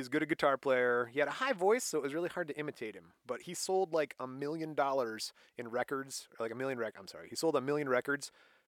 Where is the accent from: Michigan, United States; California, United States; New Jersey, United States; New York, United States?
Michigan, United States; we're from Michigan